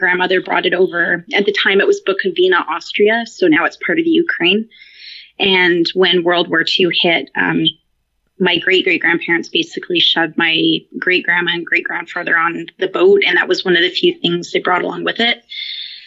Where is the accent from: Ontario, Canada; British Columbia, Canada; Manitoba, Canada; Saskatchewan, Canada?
British Columbia, Canada; Victoria; As far west as you can go in Canada, I'm in Victoria on Vancouver Island